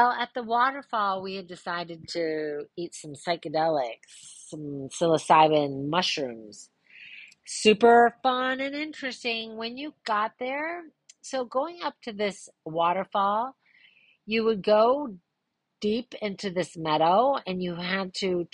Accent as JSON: {"language": "English", "town": "Ludington", "region": "Michigan", "country": "United States", "tie": "born or raised there", "said": "we grew up in Ludington having a boat"}